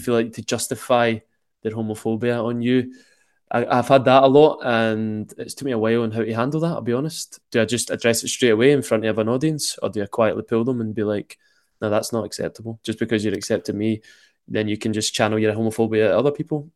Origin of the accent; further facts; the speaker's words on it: Glasgow, Scotland, United Kingdom; accent: Glaswegian; extremely Glaswegian accent